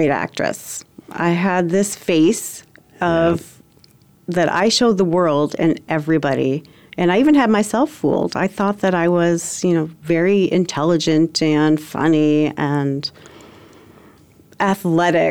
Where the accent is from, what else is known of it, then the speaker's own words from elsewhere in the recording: Michigan, United States; I grew up in Michigan, a pretty small town with middle-class parents